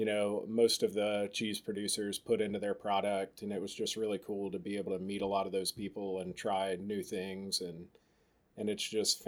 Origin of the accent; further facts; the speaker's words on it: Oak Ridge, Tennessee, United States; also born or lived in Johnson City, Tennessee; I grew up in Oak Ridge. It's right outside Knoxville.